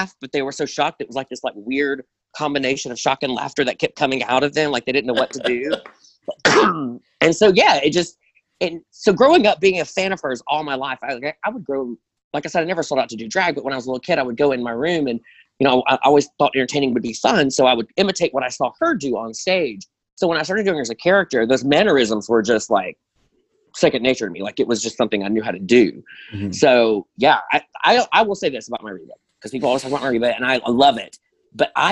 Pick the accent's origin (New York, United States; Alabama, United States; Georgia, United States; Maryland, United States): Alabama, United States; Birmingham; moved away as an adult; also born or lived in Nashville, Tennessee / Orlando, Florida; I'm originally from Birmingham, Alabama. I moved to Nashville in 2013 and lived there for 4 years. I moved to Orlando, lived in Florida for a year, and I'm back home in Birmingham